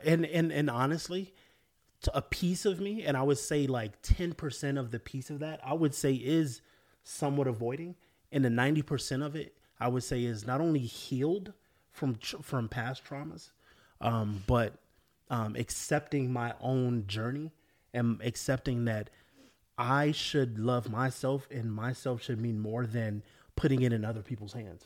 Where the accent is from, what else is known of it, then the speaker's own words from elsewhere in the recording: Florida, United States; moved away; also born or lived in California; I grew up in Florida, moved to California